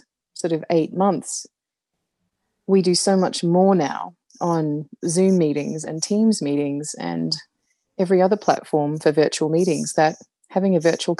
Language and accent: English; Brisbane, Queensland, Australia; moved away as an adult; also born or lived in United Kingdom / Canada; I live in Brisbane in Australia and I've been back in Brisbane, which is my hometown, for a couple of years